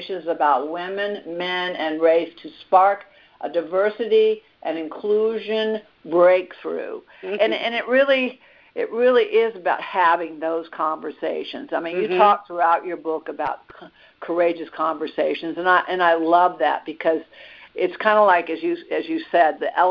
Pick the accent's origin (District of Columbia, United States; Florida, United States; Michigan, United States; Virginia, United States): District of Columbia, United States; Washington; also born or lived in Atlanta, Georgia; I also grew up in Washington, D.C.